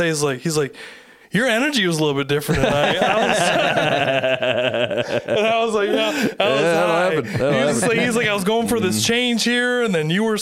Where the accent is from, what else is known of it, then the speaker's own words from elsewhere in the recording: the Thumb, Michigan, United States; now in Montague, United States; growing up in the Thumb